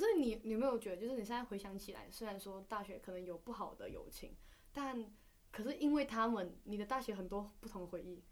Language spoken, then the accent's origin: Chinese; Malaysia; now in Taiwan; 我们是马来西亚人